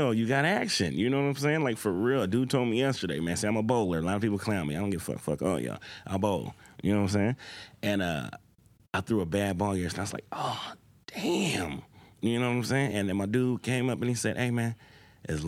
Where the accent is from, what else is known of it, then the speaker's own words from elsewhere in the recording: Portland, Oregon, United States; also born or lived in Los Angeles, California; I was raised here